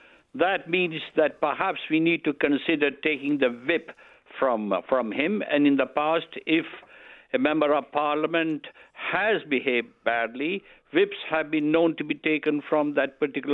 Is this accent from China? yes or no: no; United Kingdom; I'm a British politician.